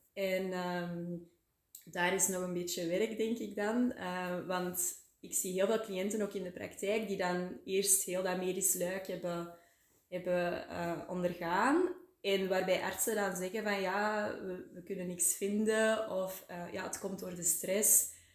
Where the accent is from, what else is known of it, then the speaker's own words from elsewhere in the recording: Antwerp area, Flanders, Belgium; moved away as an adult; now in Waasland, Belgium; Ik ben oorspronkelijk uit het Antwerpse, maar voor de liefde ben ik eh, naar het Waasland verhuisd